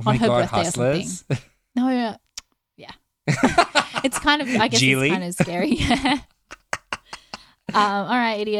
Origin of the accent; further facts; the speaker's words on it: Australia; We're just Australian, so we just pronounce things weird.